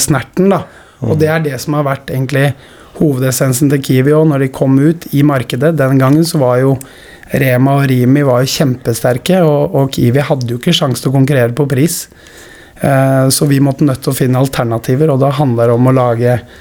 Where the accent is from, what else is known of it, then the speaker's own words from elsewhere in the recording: Skien, Telemark, Norway; Nå er jeg født og oppvokst i Skien